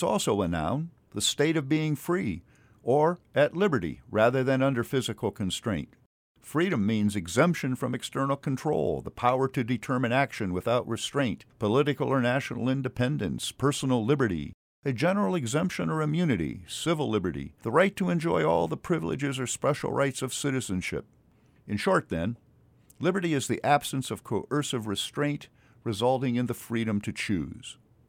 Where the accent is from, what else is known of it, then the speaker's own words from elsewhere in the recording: Stark County, Ohio, United States; I was born in Stark County, Ohio, which was named after General Stark, the hero of the Revolutionary War